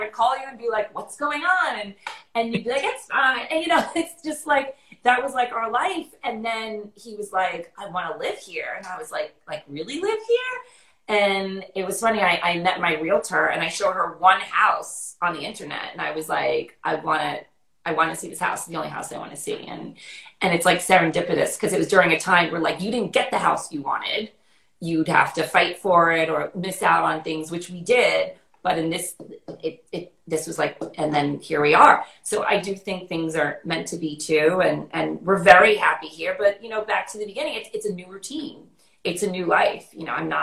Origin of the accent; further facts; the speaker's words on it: New York City, New York, United States; people, when they see me and meet me, they think I'm not from New York. And then I start talking and they're like, okay